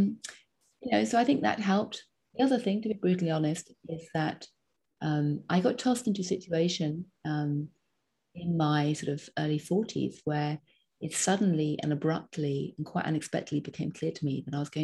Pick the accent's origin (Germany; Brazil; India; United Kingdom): United Kingdom; England; now in United States; I'm still English, not American.